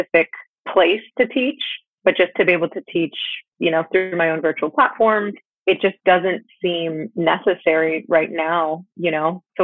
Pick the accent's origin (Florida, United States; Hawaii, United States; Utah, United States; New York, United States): Florida, United States; now in San Diego, United States; we grew up together in Florida